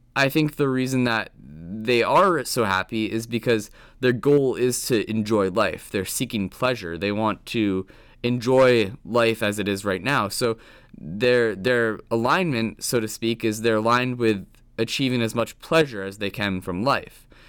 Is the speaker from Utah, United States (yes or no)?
no; Williston, Vermont, United States; I grew up in Williston, Vermont, and I had a pretty basic normal childhood.